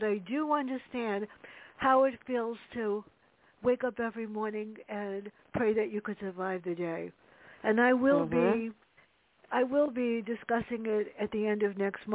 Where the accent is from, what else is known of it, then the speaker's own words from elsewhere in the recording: New York City, New York, United States; growing up in the South Bronx, being tortured by my sister